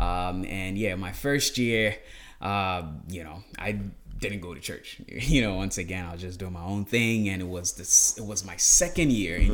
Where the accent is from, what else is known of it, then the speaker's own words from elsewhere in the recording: Ghana; moved away as an adult; also born or lived in Smithfield, Rhode Island, United States; now in United States; born and raised in Ghana